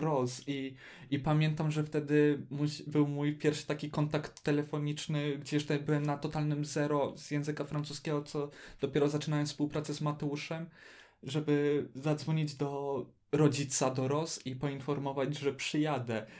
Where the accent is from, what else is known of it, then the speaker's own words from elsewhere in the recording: Poland; ktoś mówi w języku francuskim i to jeszcze Polak